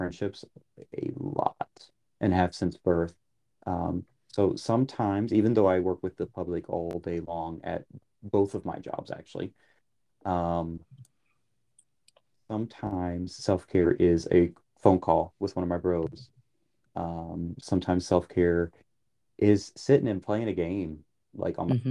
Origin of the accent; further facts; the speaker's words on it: New Orleans, Louisiana, United States; moved away; I grew up in New Orleans